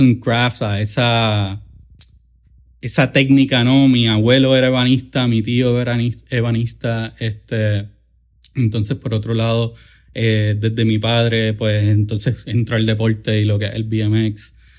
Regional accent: Caguas, Puerto Rico; yo soy de Cagua, del barrio de Tomás de Castro, el área de allí de Villar de Castro, la calle 15

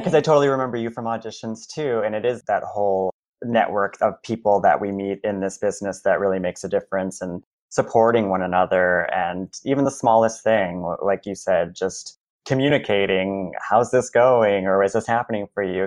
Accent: Marshall, Michigan, United States; moved away as an adult; also born or lived in Kalamazoo, Michigan; now in New York City, United States; I'm originally from Michigan, a very small town called Marshall in the southwest part of Michigan

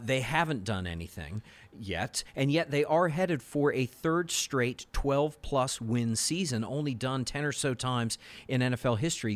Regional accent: Northern Virginia, United States; We grew up in Northern Virginia

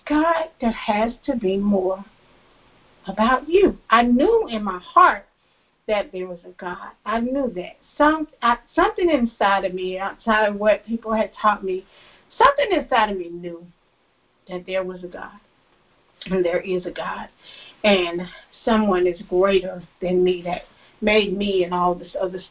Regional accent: Florida, United States; I moved to another city in the same state, in the state of Florida

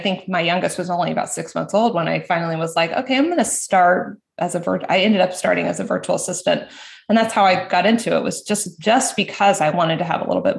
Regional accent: Florida, United States; when we moved back to Florida. I'm from Florida.

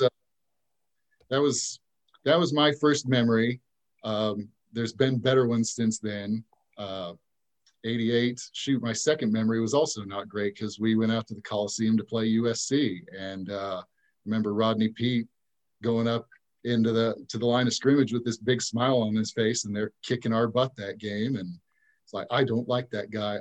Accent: Tulsa, Oklahoma, United States; also born or lived in Ada, Oklahoma; I grew up in, I was born in Ada, but I grew up in Tulsa

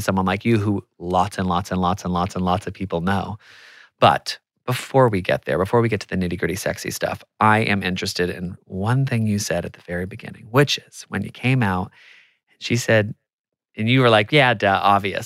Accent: United States; I'm American

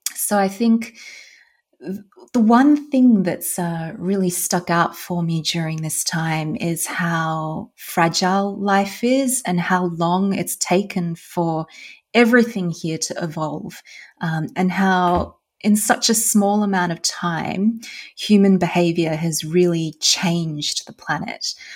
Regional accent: Australia; moved away as an adult; also born or lived in Germany / Netherlands; now in Iceland; I'm originally from Australia. Uh, I grew up in Australia and I then moved

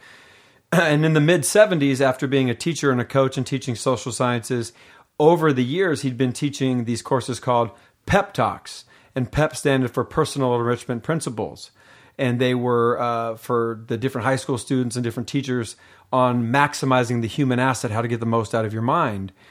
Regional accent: Seattle, Washington, United States; moved away as an adult; also born or lived in Los Angeles; I was raised in Seattle, Washington

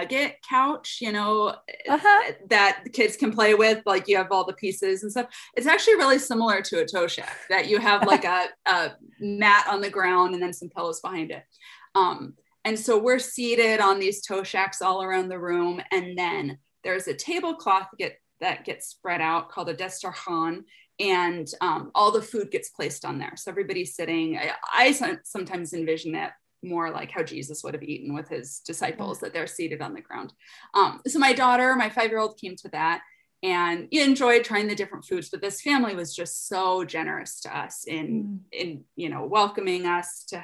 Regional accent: United States; also born or lived in Afghanistan; as an American woman

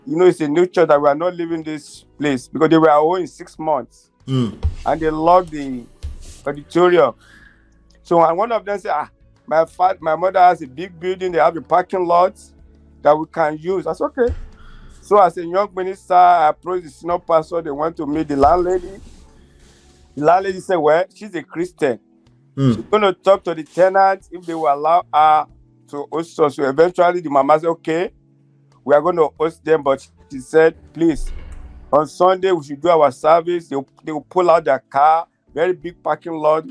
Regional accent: Lagos, Nigeria; even though I was born in Lagos, I grew up in Lagos

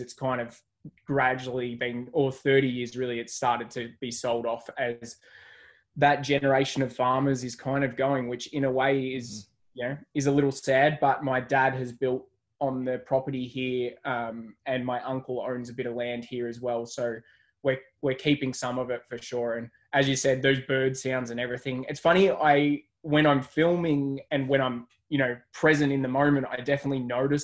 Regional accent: Wangaratta, Victoria, Australia; I grew up in Wangaratta, which is a small country town

